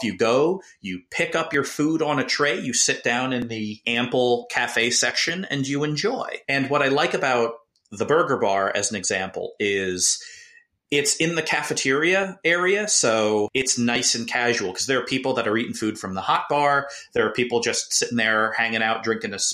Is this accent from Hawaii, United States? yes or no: no; New Jersey, United States; growing up, my family shopped at ShopRite and Pathmark because I'm from New Jersey